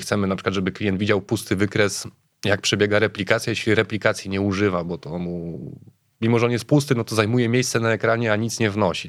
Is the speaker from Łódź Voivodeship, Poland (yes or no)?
yes; Łódź, Łódź Voivodeship, Poland; ta nazwa trochę ujawnia skąd pochodzę. Jestem z Łodzi, przyjechałem z Łodzi